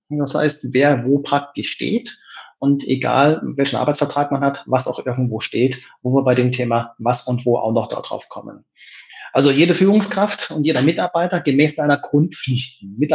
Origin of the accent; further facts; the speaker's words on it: Saarland, Germany; born there; Zu meiner Person, ich bin 55 Jahre jung, bin gebürtiger Saarländer